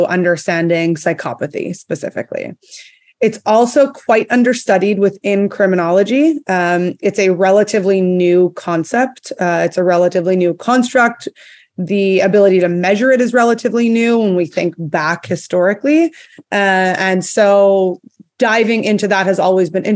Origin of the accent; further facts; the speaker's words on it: Montreal, Quebec, Canada; moved away as an adult; now in Texas, United States; I'm actually from Canada. I grew up in Montreal, but I currently live in Texas